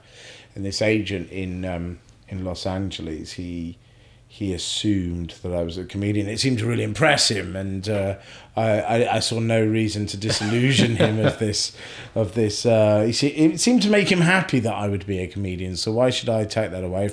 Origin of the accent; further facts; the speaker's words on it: Scotland, United Kingdom; I was born in Scotland